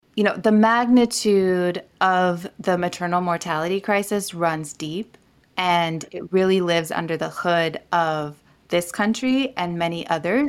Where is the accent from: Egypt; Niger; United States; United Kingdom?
Niger; moved away; I grew up in Niger, West Africa